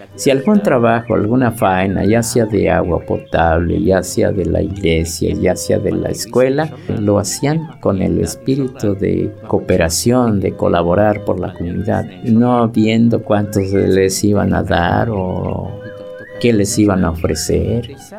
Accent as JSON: {"language": "Spanish", "country": "Mexico", "said": "vengo de la comunidad de Coctapanaloya."}